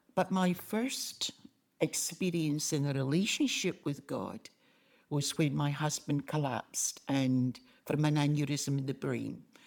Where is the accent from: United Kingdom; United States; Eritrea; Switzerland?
United Kingdom; Glasgow, Scotland; accent: Scottish; moved away; I was born in Glasgow, Govan.